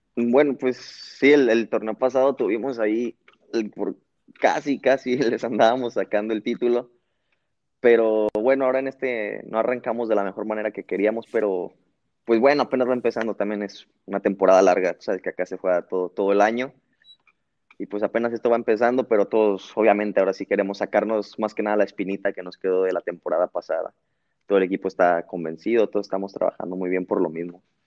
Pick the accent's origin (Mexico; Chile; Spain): Mexico; Guadalajara, Jalisco; moved away as an adult; now in Belgium; soy de Guadalajara